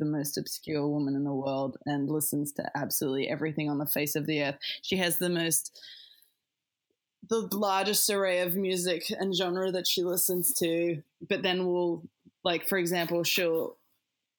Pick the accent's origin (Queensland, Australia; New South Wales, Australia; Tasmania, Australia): Tasmania, Australia; moved away as an adult; now in Adelaide, Australia; I'm from Tassie. I grew up in Tassie